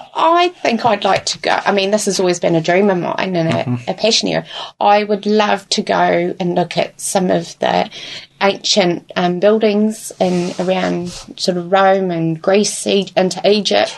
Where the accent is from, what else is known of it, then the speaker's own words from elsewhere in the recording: Invercargill, Southland, New Zealand; also born or lived in Dunedin; now in Invercargill, New Zealand; I'm originally from Invercargill, um, was in Dunedin for tw- about 20 years